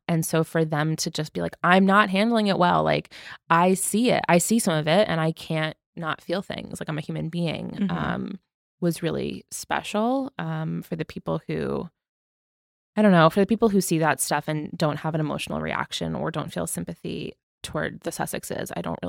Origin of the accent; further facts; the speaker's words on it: United Kingdom; We're British and we support you. You're loved here.